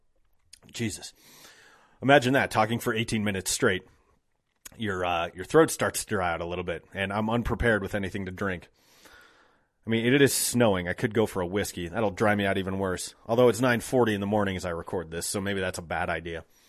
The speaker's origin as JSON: {"language": "English", "town": "Golden", "region": "Colorado", "country": "United States", "tie": "born or raised there", "said": "I grew up here. I grew up in Golden."}